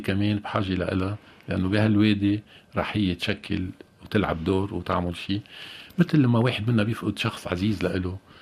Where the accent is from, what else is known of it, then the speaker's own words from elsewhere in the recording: Lebanon; نحن كلبنانيين وانا كلبناني كمان